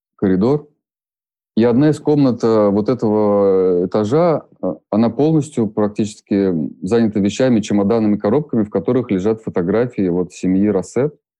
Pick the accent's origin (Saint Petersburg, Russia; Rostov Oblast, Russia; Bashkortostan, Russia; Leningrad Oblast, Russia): Bashkortostan, Russia; Ufa; moved away; я родился в Уфе, и я 10 лет прожил э, во дворе